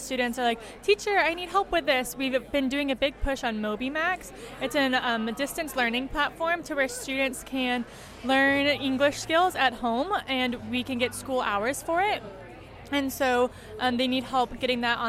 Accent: Irving, Texas, United States; moved away as an adult; I'm originally from Irving, Texas.

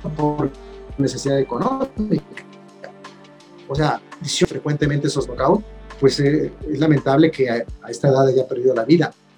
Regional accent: Mexico; somos expertos los mexicanos

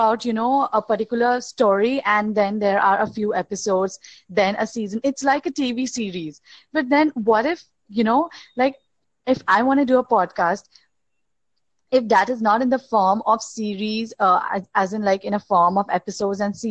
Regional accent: India; I'm from India

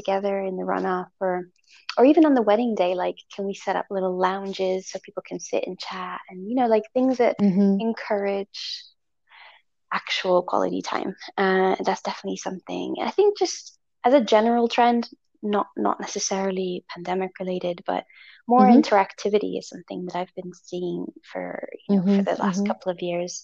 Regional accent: Italy; I was born in Italy

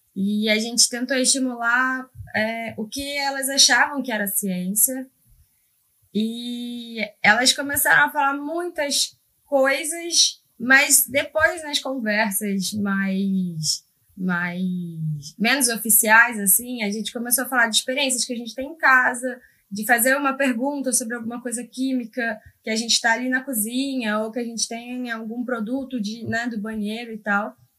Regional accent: Rio de Janeiro, Brazil; eu sou do Rio

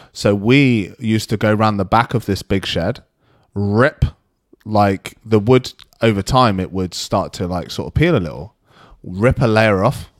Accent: United Kingdom; because I'm British

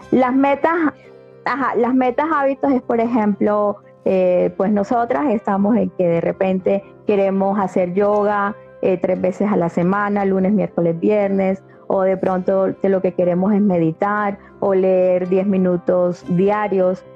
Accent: Colombia; now in Mexico; yo soy colombiana, estoy viviendo ahora acá en México

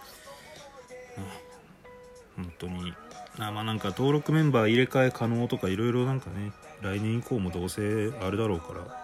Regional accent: Hyogo, Japan; 僕の地元兵庫

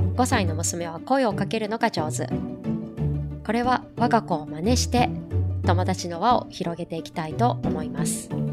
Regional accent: Japan; moved away as an adult; now in Hong Kong; 一方の私は、日本生まれの日本育ち。

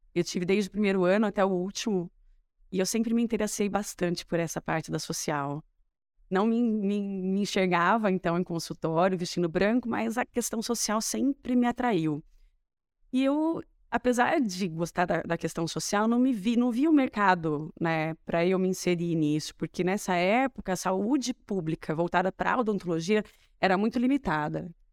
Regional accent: Matão, São Paulo, Brazil; also born or lived in Ribeirão Preto; eu nasci em Ribeirão, minha família é de lá, mas eu cresci em Matão

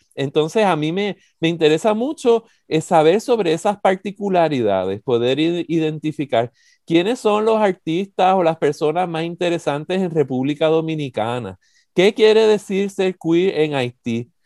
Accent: San Juan, Puerto Rico; now in United States; Miramar, que es el barrio de donde yo soy

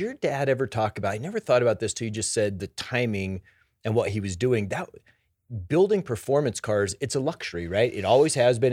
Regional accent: Denver, Colorado, United States; I grew up here in Denver

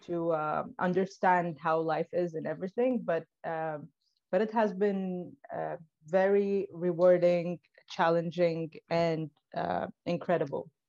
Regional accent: Tripoli, Libya; moved away; I was born and raised in Tripoli.

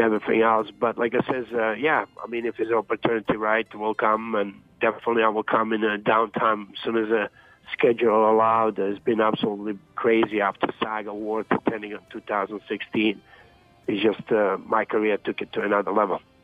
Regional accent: Zagreb, City of Zagreb, Croatia; moved away; I grew up in Dubrava as well

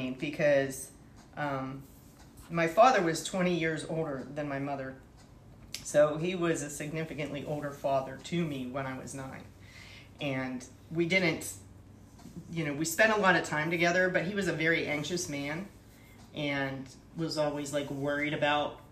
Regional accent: Pittsburgh, Pennsylvania, United States; I'm from Pittsburgh originally

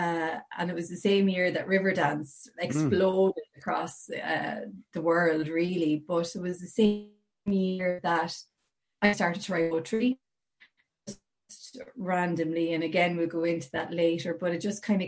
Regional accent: Portlaoise, Leinster, Ireland; I was born and reared in Portlaoise, County Laois, right in the middle of Ireland

